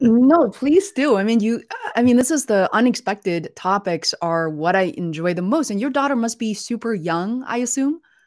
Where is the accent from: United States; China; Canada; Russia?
China; Beijing; moved away; we're originally from Beijing.